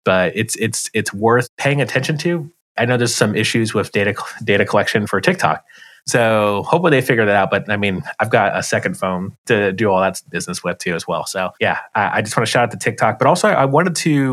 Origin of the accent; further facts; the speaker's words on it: United States; as an American